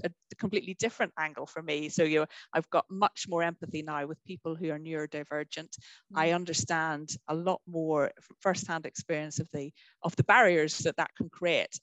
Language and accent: English; Northern Ireland, United Kingdom; I grew up in Northern Ireland.